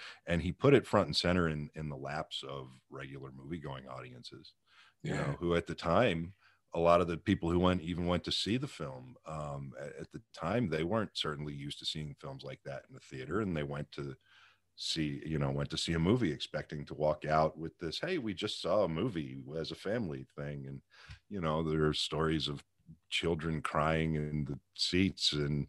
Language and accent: English; Pittsburgh, Pennsylvania, United States; Pittsburgh, Pennsylvania.